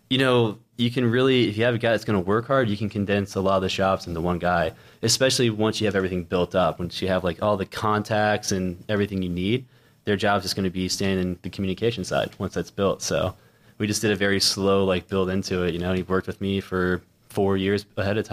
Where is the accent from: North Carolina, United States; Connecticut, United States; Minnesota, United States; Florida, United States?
Florida, United States; Orlando; I base in Orlando, and I seriously did 2 shoots last year in all of Orlando, my hometown